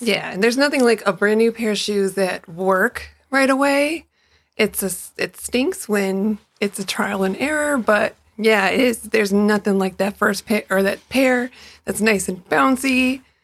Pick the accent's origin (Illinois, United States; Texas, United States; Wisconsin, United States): Illinois, United States; Chicago; I grew up in Chicago